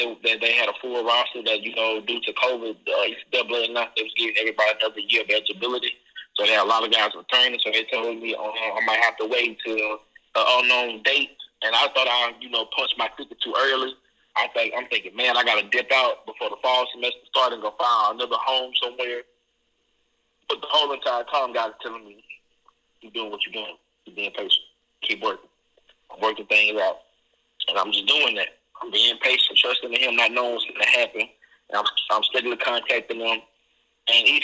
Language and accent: English; Mississippi, United States; also born or lived in Hattiesburg, Mississippi / Wiggins, Mississippi / Columbus, Mississippi; I was born in Hattiesburg. I was raised in Wiggy, Mississippi. Then I came to Columbus from fifth grade, so I graduated high school.